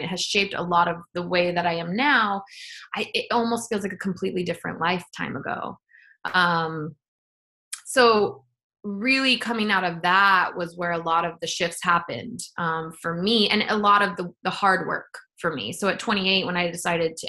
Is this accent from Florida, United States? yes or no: no; near Joshua Tree, California, United States; I grew up near Joshua Tree